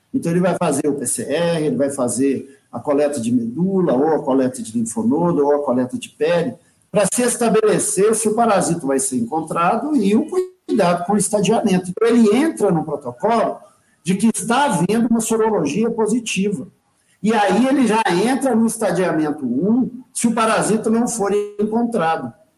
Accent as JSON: {"language": "Portuguese", "country": "Brazil", "said": "como brasileiro"}